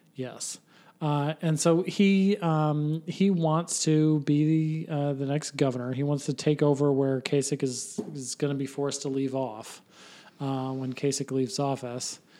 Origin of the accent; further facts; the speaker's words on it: Troy, Ohio, United States; my hometown church, uh, that I used to go to when I was a kid